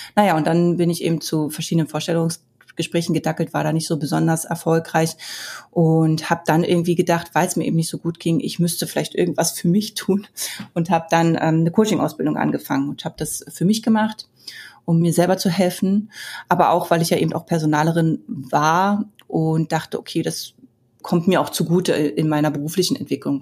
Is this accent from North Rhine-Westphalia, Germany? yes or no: no; Berlin, Germany; Ich bin ja im Ostteil von Berlin groß geworden